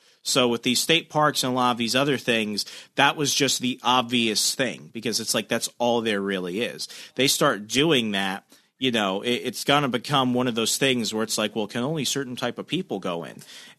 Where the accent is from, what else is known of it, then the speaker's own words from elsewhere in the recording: Arizona, United States; moved away; I'm from Arizona originally.